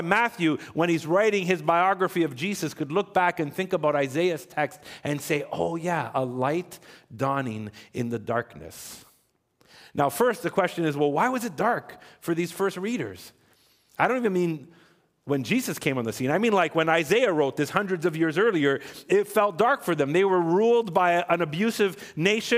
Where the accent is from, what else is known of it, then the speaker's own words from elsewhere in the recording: Ontario, Canada; now in Quebec, Canada; I was born in Ontario.